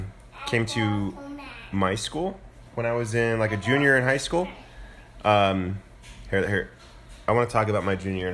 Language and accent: English; Moriarty, New Mexico, United States; Although I think like 4 out of 5 of the churches in Moriarty were Pentecostal.